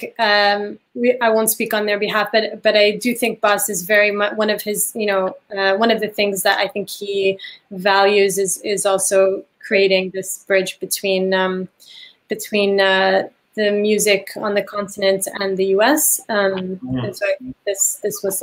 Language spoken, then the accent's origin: English; Lebanon; I grew up in Lebanon